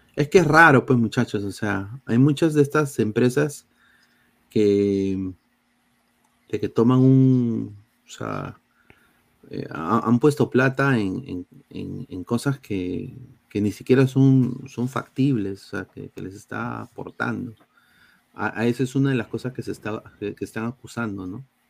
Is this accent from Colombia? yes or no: no; Peru; los cacheros somos los peruanos